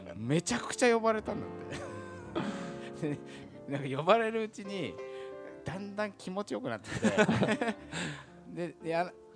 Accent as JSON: {"language": "Japanese", "region": "Tokyo", "country": "Japan", "tie": "born or raised there", "said": "俺北千住出身"}